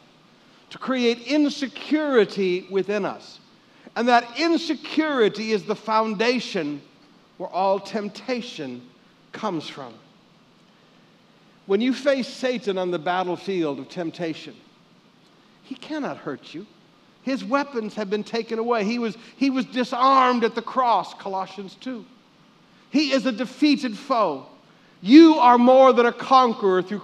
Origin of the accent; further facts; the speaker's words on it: Michigan, United States; growing up in Michigan